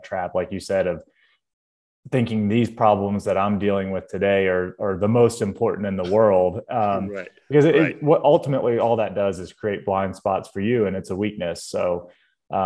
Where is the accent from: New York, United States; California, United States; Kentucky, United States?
Kentucky, United States; Louisville; I grew up in Louisville, Kentucky